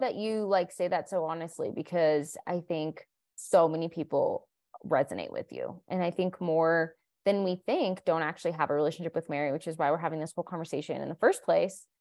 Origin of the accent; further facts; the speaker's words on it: Colombia; moved away; I was born in Colombia, South America, my whole family is Colombian